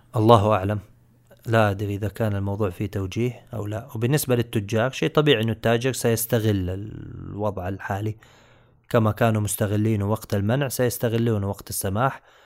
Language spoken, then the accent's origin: Arabic; Saudi Arabia; عندنا في السعوديه